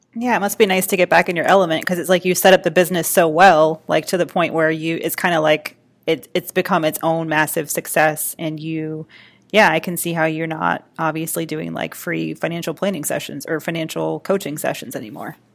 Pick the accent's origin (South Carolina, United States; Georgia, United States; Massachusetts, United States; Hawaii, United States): Georgia, United States; Atlanta; my hometown, Atlanta, Georgia